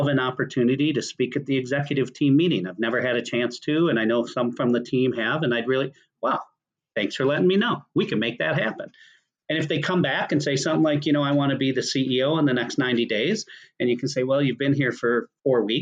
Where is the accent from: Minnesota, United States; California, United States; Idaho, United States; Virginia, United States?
Minnesota, United States; I'm from Minnesota.